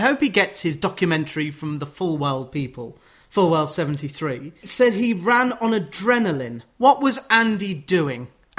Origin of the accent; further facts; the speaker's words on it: Sheffield, Yorkshire and the Humber, United Kingdom; oh, I'm from Sheffield, I'm a Wednesday fan